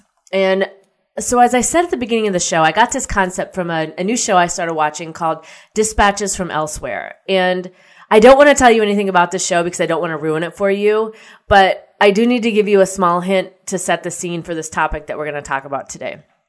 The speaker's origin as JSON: {"language": "English", "region": "Midwest", "country": "United States", "tie": "born or raised there", "said": "you know, I grew up in the Midwest, so tornadoes don't really faze me."}